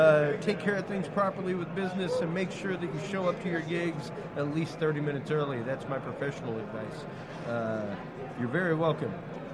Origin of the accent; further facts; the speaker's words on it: Houston, Texas, United States; Oh, God. I'm from Texas, man.